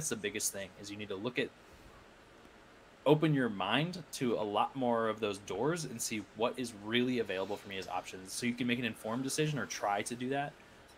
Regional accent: Iowa, United States; I went to college in my hometown.

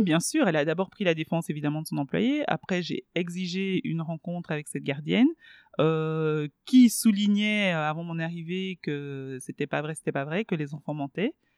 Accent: Belgium; first language Swahili; French is a second language; also born or lived in Kisangani, DR Congo / Kinshasa, DR Congo; je suis arrivée euh, en Belgique et donc il a fallu euh, ben, se scolariser

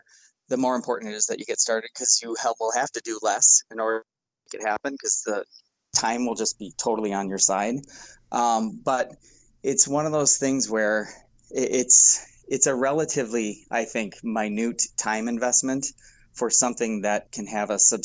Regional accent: Milwaukee, Wisconsin, United States; I'm from Milwaukee

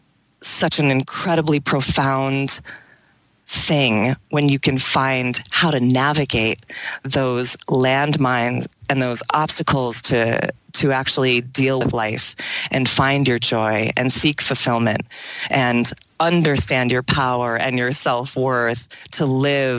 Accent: East Lansing, Michigan, United States; I was born and raised in East Lansing, Michigan.

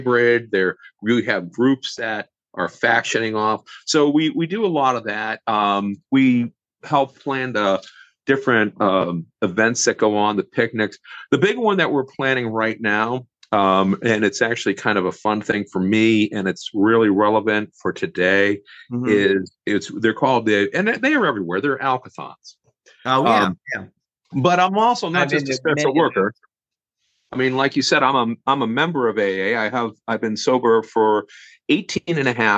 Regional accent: Boston, Massachusetts, United States; moved away; I'm from Boston originally

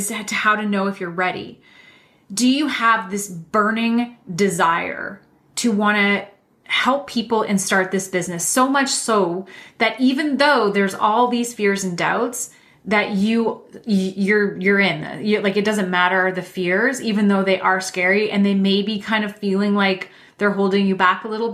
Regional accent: Canada; I'm Canadian

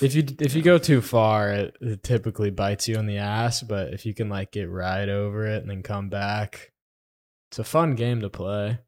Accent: Florida, United States; now in Texas, United States; I'm from Florida

